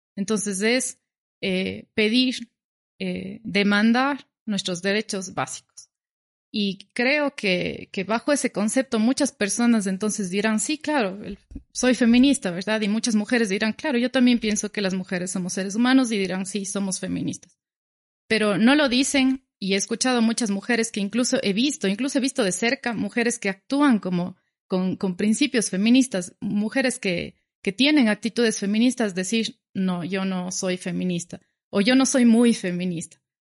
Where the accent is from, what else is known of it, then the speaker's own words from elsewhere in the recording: Cuenca, Azuay, Ecuador; yo soy cuencana, vivo en Cuenca